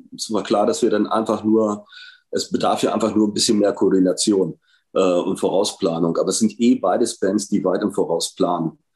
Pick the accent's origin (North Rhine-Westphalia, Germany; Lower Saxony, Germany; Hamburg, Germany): Lower Saxony, Germany; Hanover; in meiner Heimatstadt passiert, tatsächlich in Hannover